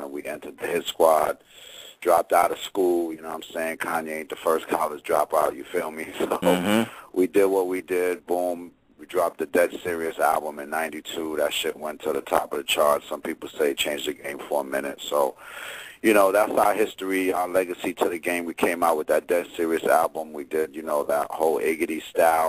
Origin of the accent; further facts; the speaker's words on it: New Jersey, United States; also born or lived in Virginia; I'm from Jersey